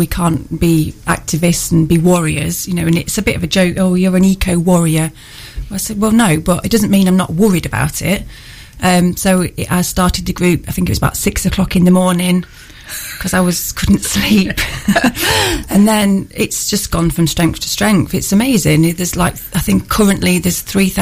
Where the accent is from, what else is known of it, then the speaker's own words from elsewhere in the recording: Manchester, North West England, United Kingdom; now in Newark, United Kingdom; I'm originally from Manchester